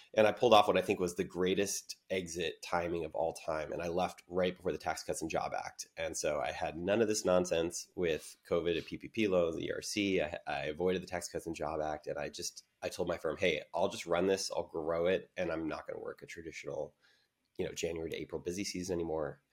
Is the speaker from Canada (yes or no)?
no; San Diego, California, United States; I'm born and raised in San Diego